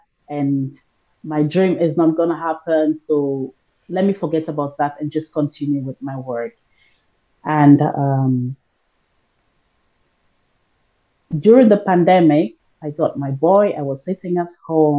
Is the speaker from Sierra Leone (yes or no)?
yes; Sierra Leone; now in Germany; I automatically say Sierra Leone. I'm from Africa